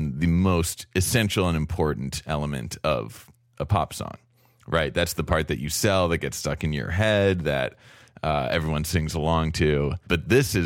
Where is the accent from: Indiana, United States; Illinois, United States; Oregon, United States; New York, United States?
New York, United States; New York City; I'm from New York City.